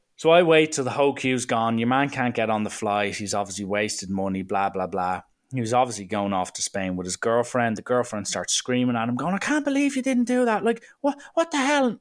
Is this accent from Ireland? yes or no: yes; Ireland; I'm like, uh, Ireland